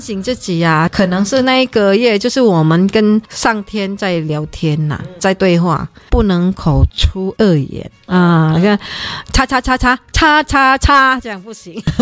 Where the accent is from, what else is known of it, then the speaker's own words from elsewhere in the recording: Indonesia; now in Taiwan; 因为我毕竟是在印尼长大嘛